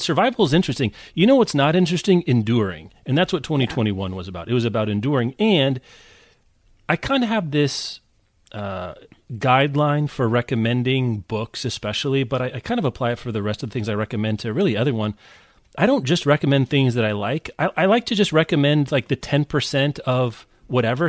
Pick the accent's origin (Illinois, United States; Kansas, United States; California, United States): Kansas, United States; Lawrence; I grew up in Lawrence, Kansas